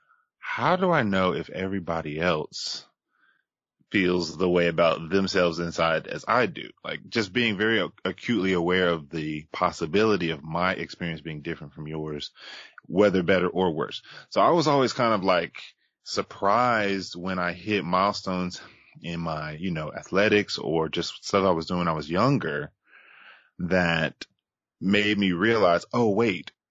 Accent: Charlotte, North Carolina, United States; born and raised in Charlotte, North Carolina

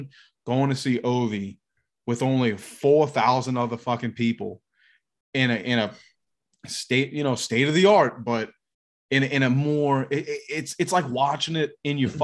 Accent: the South, United States; I'm from the South

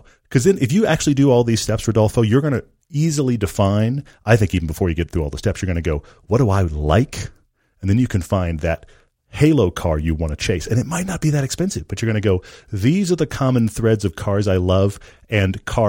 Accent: Texas, United States; also born or lived in England / Norway / California; now in Utah, United States; And this was came from growing up in Texas and living while I was a kid, both in England and in Norway.

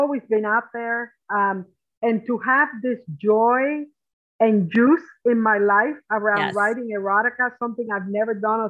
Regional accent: Cuba; also born or lived in New Jersey / Appalachia; I am from the mountains. In Appalachia all day long, but I am from Cuba at night.

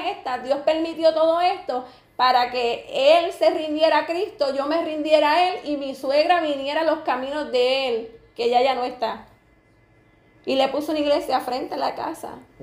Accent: Camuy, Puerto Rico; also born or lived in Hatillo; yo soy de Camuy, mi esposo es de Atillo, viví un tiempo en Atillo y volví me mudé para Camuy.

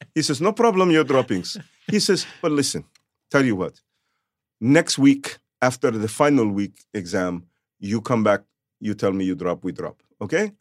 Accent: Philadelphia, Pennsylvania, United States; first language Yiddish; English is a second language; I grew up in Philadelphia, a Catholic kid in an Orthodox Jewish neighborhood.

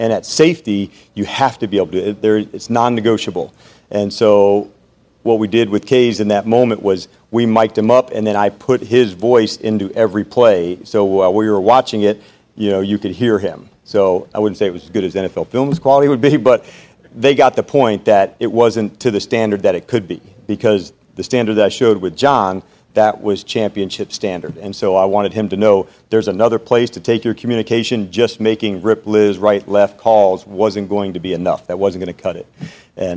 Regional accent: New Jersey, United States; I grew up in New Jersey. I talk fast

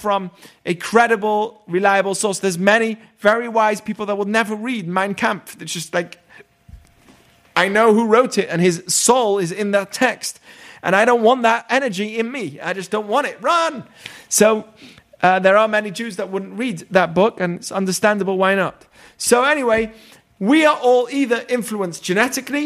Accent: England, United Kingdom; moved away; I grew up in England.

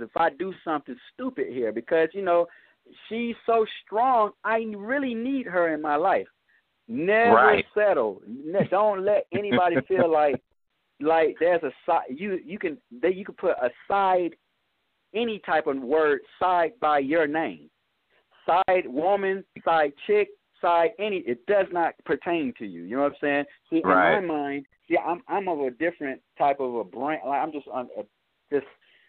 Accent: Atlanta, Georgia, United States; I'm from Cleveland Avenue. I stay in the same neighborhood as …

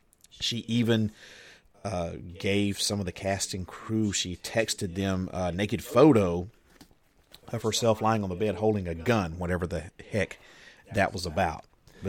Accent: Alabama, United States; That's Alabama the beautiful. That's my home state.

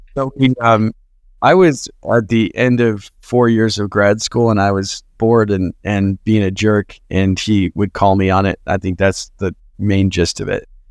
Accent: Twin Falls, Idaho, United States; moved away as an adult; also born or lived in Utah; All the people we looked up to in my hometown were doctors and lawyers in this small agricultural town

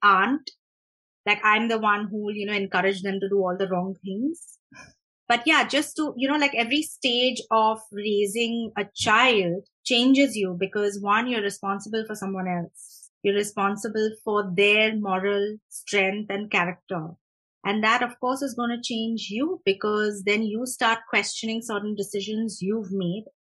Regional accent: Mumbai, Maharashtra, India; moved away; I grew up in Mumbai.

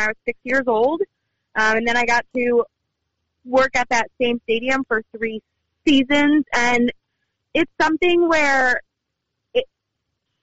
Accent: Albany, New York, United States; I grew up in Albany, New York

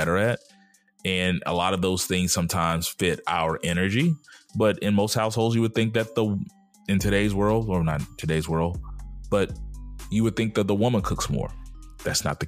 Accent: the South, United States; my 40 years growing up in the South

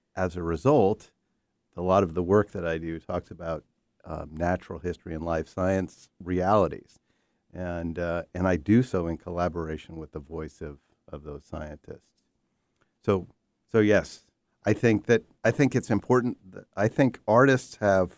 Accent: New York, United States; I grew up in New York, I spent tremendous amount of time in the Catskills

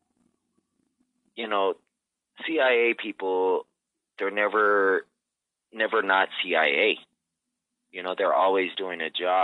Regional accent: Phoenix, Arizona, United States; moved away; I come from Phoenix, Arizona

